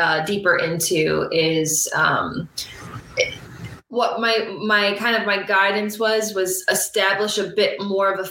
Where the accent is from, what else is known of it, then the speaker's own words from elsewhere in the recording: Finger Lakes region, upstate central New York, United States; now in Asbury Park, United States; I'm originally from the Finger Lakes region, central, you know, upstate central New York. And now I live near Asbury Park, New Jersey